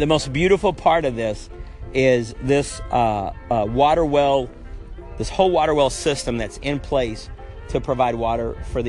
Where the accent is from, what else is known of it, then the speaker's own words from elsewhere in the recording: United States; I'm an American in my body, but I am a Honduran in my heart